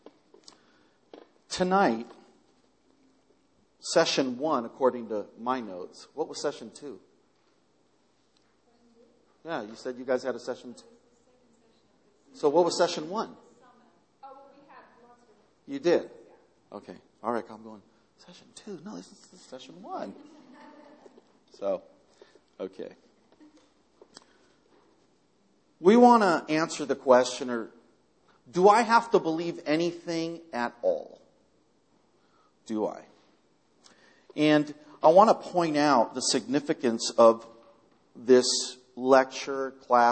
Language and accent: English; Culver City, California, United States; also born or lived in Argentina / New York; I grew up here in Culver City, and really in the Southlands, so this is kind of like home